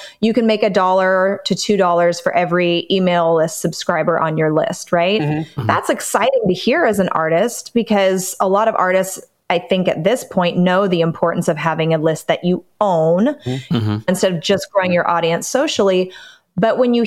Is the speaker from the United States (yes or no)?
yes; Southern California, United States; I grew up in Southern California, literally 20 minutes from Disneyland